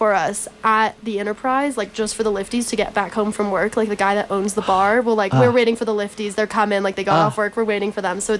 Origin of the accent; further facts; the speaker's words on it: Albuquerque, New Mexico, United States; moved away; I grew up in Albuquerque, and I used to go to Santa Fe and Sipapu a lot.